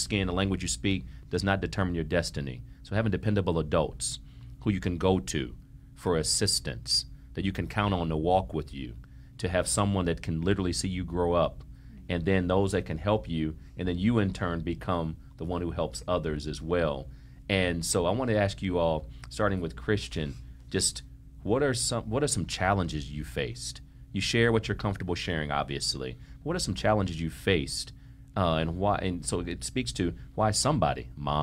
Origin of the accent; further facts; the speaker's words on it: Ohio, United States; now in Miami, United States; I'm from Ohio. I'm a brother from Ohio.